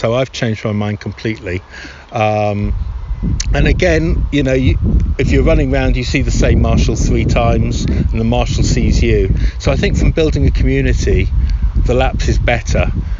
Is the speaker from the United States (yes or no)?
no; London, United Kingdom; I'm a Londoner. I was born there, so I can say that. Stinky old London.